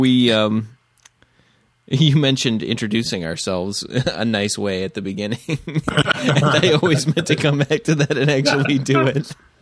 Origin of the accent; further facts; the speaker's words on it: United States; Because I'm an American and we don't understand the metric system.